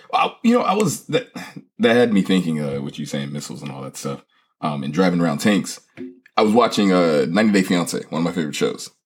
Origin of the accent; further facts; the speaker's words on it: United States; as an American